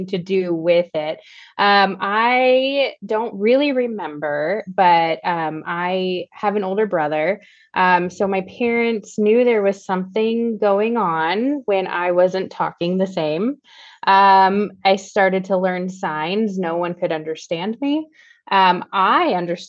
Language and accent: English; Seattle, Washington, United States; I'm from the Seattle area.